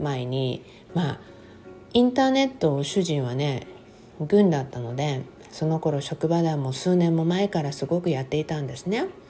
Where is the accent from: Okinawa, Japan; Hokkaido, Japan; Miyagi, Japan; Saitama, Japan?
Okinawa, Japan; moved away as an adult; also born or lived in Texas; 私はもう生まれも育ちも沖縄で、沖縄がもちろん私の人生の中で、まだまだ一番長い、あの、住んだね、ところ、ふるさとではあるんですね